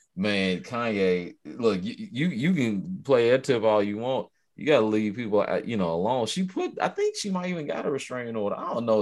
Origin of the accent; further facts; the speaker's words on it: Chicago, Illinois, United States; moved away; I grew up in Chicago for a time too